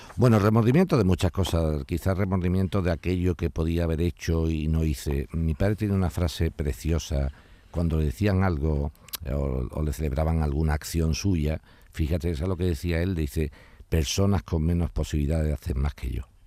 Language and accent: Spanish; Spain; Me encanta mi país y me encanta Andalucía